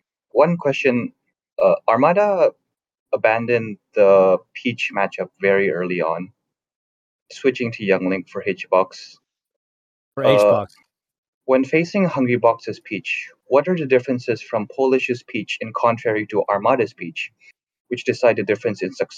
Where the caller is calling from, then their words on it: Hong Kong; calling in from Hong Kong.